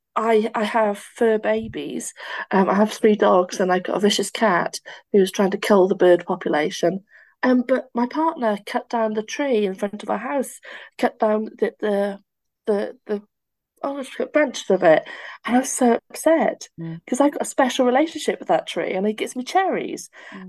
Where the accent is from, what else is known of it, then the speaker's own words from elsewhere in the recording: Barry, Wales, United Kingdom; I feel like I belong to Barry Island. Um, I feel like I belong to my accent.